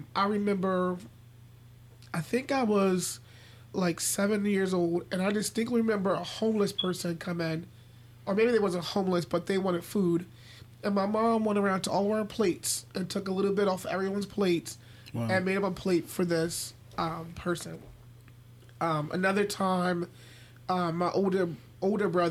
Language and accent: English; Philadelphia, Pennsylvania, United States; now in York, United States; I grew up in North Philly